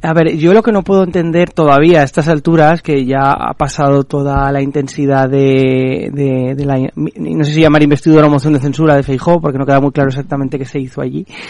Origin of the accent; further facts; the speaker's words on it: Spain; como españoles